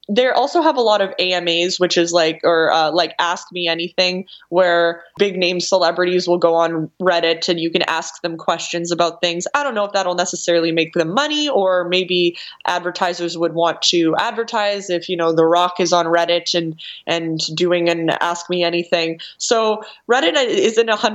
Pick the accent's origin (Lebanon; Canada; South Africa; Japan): Canada; I'm Canadian